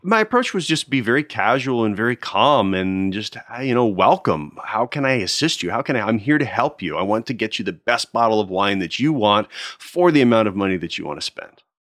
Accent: United States; also born or lived in Nashville, Tennessee / Connecticut / New Jersey; now in Florida, United States; I grew up outside of Philadelphia. I was born in Nashville, Tennessee

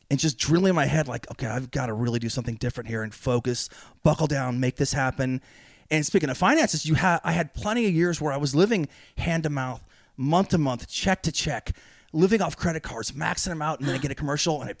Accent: California, United States; Uh, NorCal.

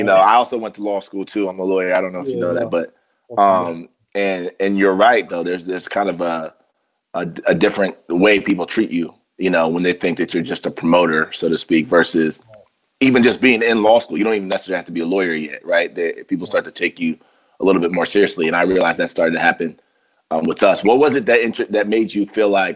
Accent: Columbus, Ohio, United States; moved away as an adult; also born or lived in New York; I'm from Columbus, but I went to New York for NYU for law school, took the bar in New York, lived there

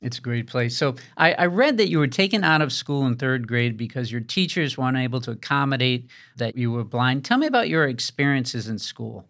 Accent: Rhode Island, United States; accent: Rhode Island; a Rhode Island accent like mine

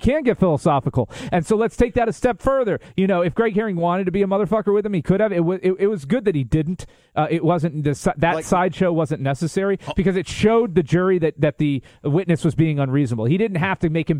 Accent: New Port Richey, Florida, United States; when I was growing up in Newport Richey

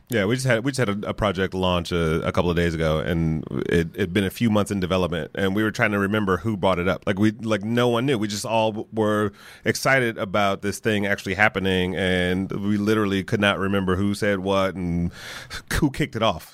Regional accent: Detroit, Michigan, United States; moved away; I'm from Detroit originally

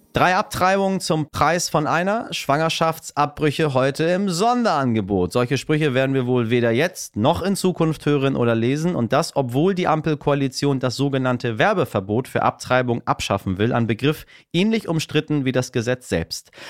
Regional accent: Iran; now in Germany; im Iran, ja, in meinem Heimatland

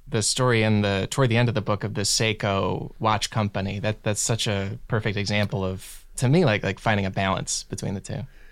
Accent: Illinois, United States; now in Los Angeles, United States; I'm from Illinois

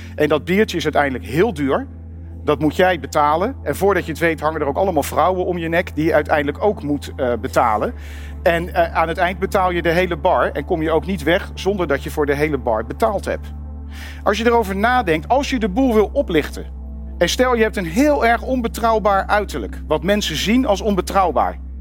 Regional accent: Netherlands; waar kom je vandaan? Ik zei Nederland

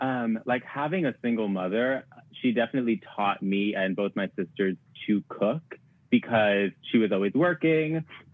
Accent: Staten Island, New York, United States; I'm from Staten Island, which is quite trash, so I don't really like to rep it.

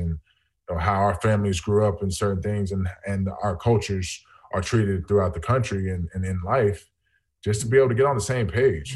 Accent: just south of Atlanta, Georgia, United States; I grew up in Georgia, just south of Atlanta

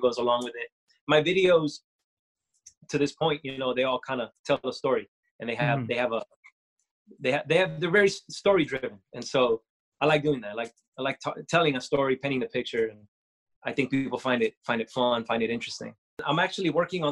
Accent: Costa Rica; I'm from Costa Rica, born in Costa Rica

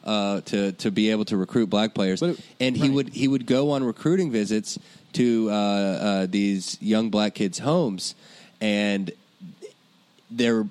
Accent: Lexington, Kentucky, United States; Lexington, Kentucky, my hometown

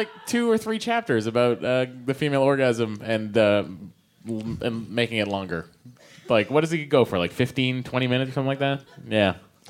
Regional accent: Lowell, Massachusetts, United States; I'm from Belvedere.

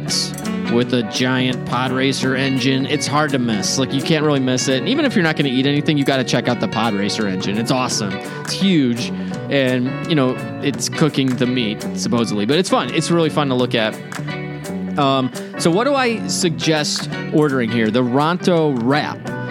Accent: Chicago, Illinois, United States; I'm from Chicago

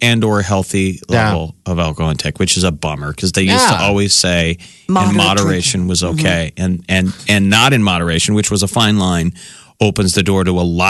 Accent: United States; I said, the America.

